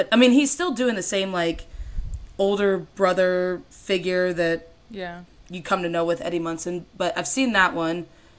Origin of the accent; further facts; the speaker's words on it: Fort Wayne, Indiana, United States; also born or lived in Florida; now in Michigan, United States; I'm in Michigan now. I'm from Indiana, and then did a stint in Florida.